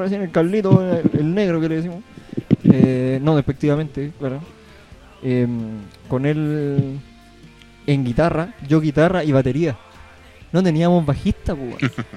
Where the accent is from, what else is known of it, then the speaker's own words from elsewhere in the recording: Punitaqui, Coquimbo, Chile; now in Ovalle, Chile; punitaquino de corazón. Si bien ahora vivo en Ovalle, pero eh, siempre con las raíces eh, en Punitaki, nunca se olvida